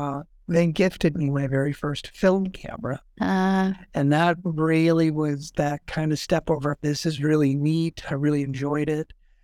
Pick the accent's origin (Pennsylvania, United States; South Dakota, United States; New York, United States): South Dakota, United States; Sioux Falls; So I'm born and raised here in Sioux Falls.